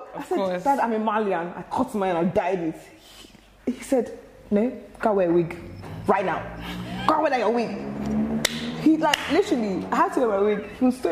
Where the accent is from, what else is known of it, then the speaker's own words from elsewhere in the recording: Ireland; also born or lived in Nigeria; No, actually, so I'm from Ireland as well. So like, mm-hmm. I used to move around with my mum. And then like, I was in Nigeria for a bit.